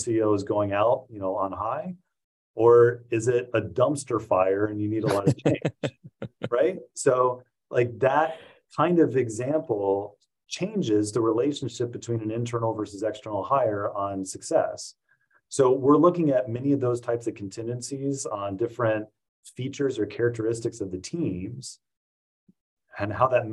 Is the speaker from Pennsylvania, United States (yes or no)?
no; Indiana, United States; I grew up in Indiana